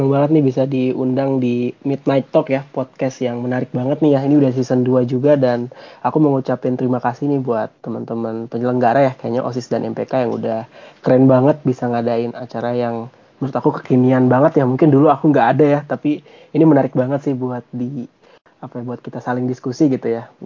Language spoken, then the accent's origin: Indonesian; Tangerang, Banten, Indonesia; now in Bogor, Indonesia; kalau orang-orang Jabodetabek ya kita orang Tangerang kan biasanya itu Bogor ini kayak tujuan wisata ya